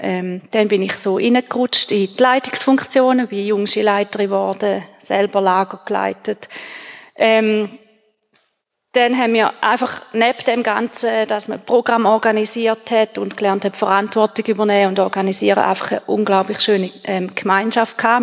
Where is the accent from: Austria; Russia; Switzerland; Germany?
Switzerland; Gächlingen, Schaffhausen; ich bin in Gächlingen aufgewachsen